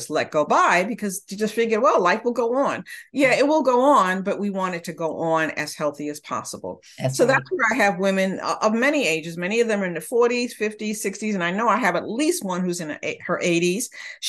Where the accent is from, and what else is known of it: Honduras